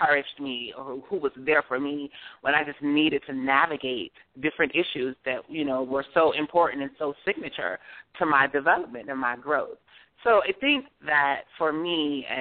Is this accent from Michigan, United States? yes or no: yes; Detroit, Michigan, United States; moved away as an adult; also born or lived in New Jersey; now in New York, United States; Growing up in Detroit, you know, it meant a lot to me to be around family